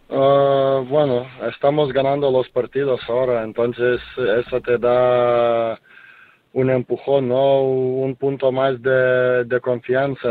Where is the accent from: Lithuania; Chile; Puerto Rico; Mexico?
Lithuania; Spanish is a second language; now in Spain; en mi país, en Kaunas